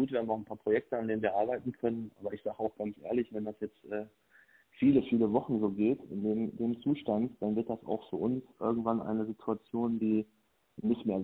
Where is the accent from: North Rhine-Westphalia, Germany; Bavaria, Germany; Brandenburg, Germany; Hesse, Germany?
North Rhine-Westphalia, Germany; Lüdenscheid; born there; Okay, ich bin … bin 38 Jahre alt, Familienpapa, gebürtiger Lüdenscheider, Hausbesitzer, Unternehmer und voll leidenschaftlicher Ehrenamtler dieser Stadt.